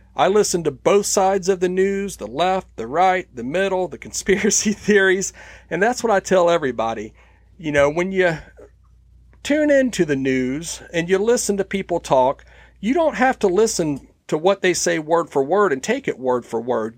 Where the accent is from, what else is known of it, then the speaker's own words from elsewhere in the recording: United States; especially as an American